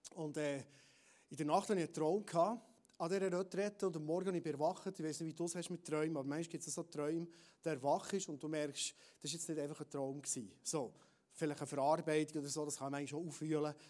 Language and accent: German; Bernese Oberland, Switzerland; als Berner Oberländer